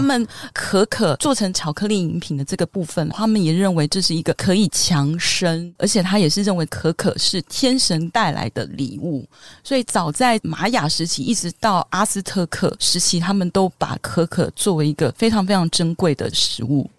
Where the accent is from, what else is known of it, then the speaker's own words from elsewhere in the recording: Taiwan; 我们台湾人也很爱吃多地多子